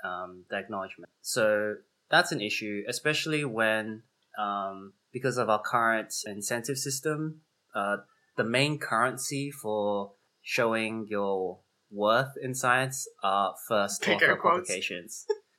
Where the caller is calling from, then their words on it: Chicago, Illinois, United States; And I'm coming from Chicago, and those are the traditional lands of the Potawatomi nations